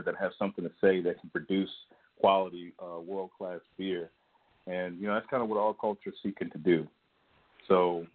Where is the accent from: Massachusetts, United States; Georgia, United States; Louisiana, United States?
Georgia, United States; born and raised in Georgia